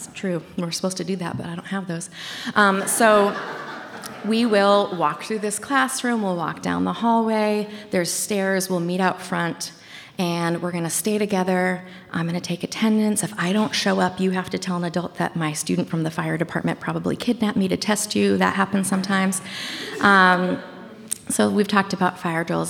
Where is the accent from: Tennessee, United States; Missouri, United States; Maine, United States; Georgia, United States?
Maine, United States; Washington County, Bangor; also born or lived in California; So I grew up in Maine. I grew up in Washington County, Maine. Um, we moved to the big city of Bangor, Maine, which is the queen city of Maine, when I was in middle school or maybe ele- late elementary school.